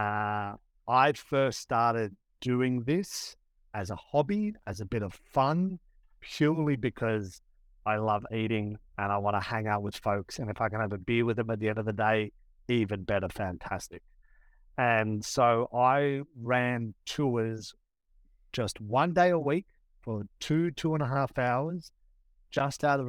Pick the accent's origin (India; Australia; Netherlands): Australia; Sydney, New South Wales; moved away as an adult; now in New York City, United States; I'm from Australia, from Sydney, Australia. In 2016, my wife and I moved to New York for her job.